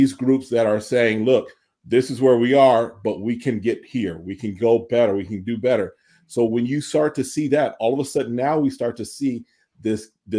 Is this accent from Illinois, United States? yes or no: yes; Chicago, Illinois, United States; I'm growing up in Chicago